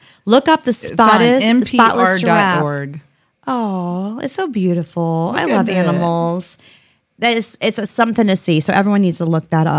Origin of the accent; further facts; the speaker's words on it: United States; I'm an American.